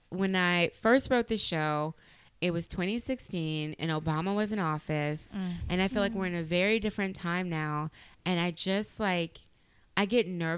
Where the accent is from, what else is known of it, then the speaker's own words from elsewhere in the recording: Opelousas, Louisiana, United States; growing up in Opelousas, because my classmates were getting pregnant around me